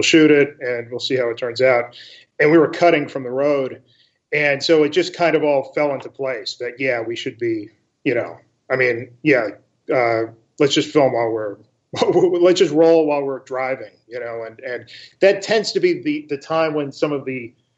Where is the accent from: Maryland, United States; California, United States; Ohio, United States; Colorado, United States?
Colorado, United States; Castle Rock; moved away; also born or lived in Massachusetts; I grew up in both Colorado and Massachusetts